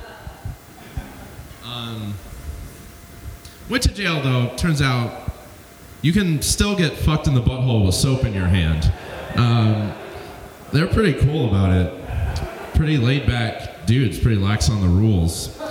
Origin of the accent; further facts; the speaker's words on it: Alabama, United States; I'm from Alabama